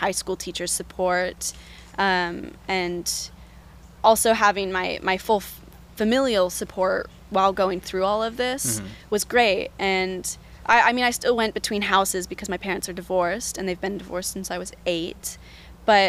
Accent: Portland, Oregon, United States; moved away as an adult; now in Eugene, United States; I grew up in Portland, born and raised, went to Jefferson High School

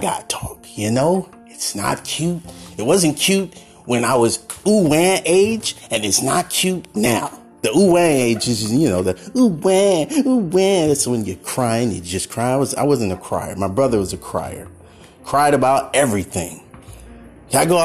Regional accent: Oakland, California, United States; while I was growing up in Oakland in the Bay Area

